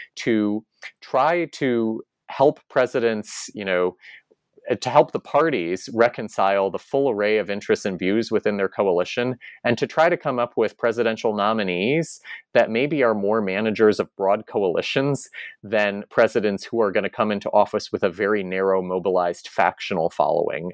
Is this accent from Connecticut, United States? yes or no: yes; Connecticut, United States; moved away; back in my home state of Connecticut